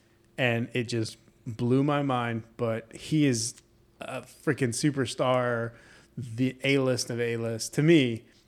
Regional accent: New York, United States; Are from New York.

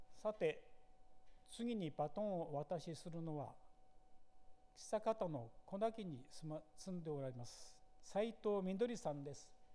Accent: Nikaho, Akita, Japan; also born or lived in Ichikawa, Chiba; 生まれも育ちも鈴

